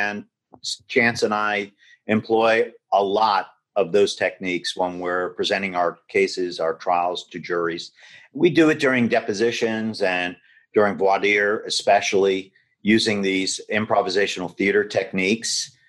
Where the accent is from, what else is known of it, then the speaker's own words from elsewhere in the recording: Miami, Florida, United States; moved away as an adult; now in Los Angeles, United States; I'm from Miami originally. Okay. And I started my practice in 1995 in Miami. Then moved out here and opened the office in 2000.